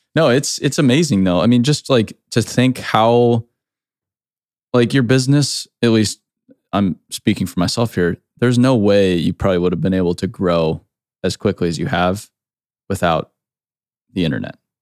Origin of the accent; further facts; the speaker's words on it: Arizona, United States; moved away; I grew up in Arizona